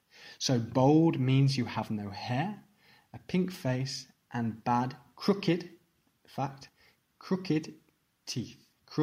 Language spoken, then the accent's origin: English; England, United Kingdom; moved away as an adult; also born or lived in Spain / Portugal / Italy; I was brought up in England, I was raised in England, and also having an outside opinion a little bit, having lived in other countries